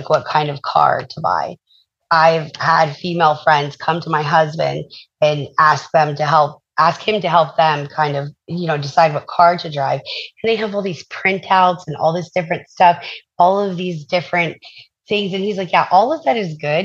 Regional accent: the South, United States; I'm from the South, so yes, sir, yes, ma'am, that's very common down here

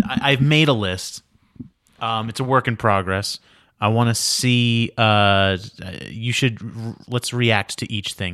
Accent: New York, United States; moved away as an adult; now in Los Angeles, United States; I'm the guy from New York. I live in your state now

